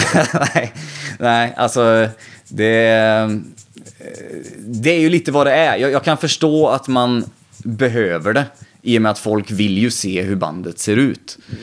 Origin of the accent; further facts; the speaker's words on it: Vänersborg, Västra Götaland, Sweden; är man uppvuxen där vi är uppvuxna